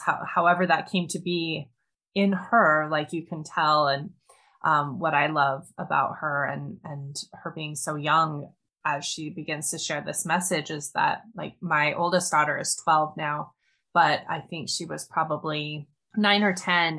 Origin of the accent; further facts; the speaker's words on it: Montana, United States; I grew up in the mountains of Montana in northwestern US.